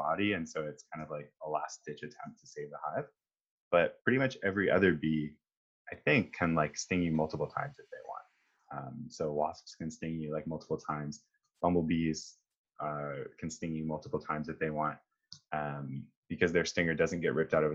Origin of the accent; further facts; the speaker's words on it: Northern Ontario, Canada; I grew up in Northern Ontario as well